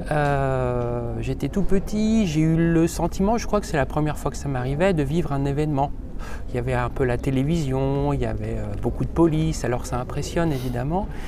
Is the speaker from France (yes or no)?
yes; Haute-Savoie, Auvergne-Rhône-Alpes, France; now in Lyon, France; Et je viens de Haute-Savoie, donc c'était le département voisin.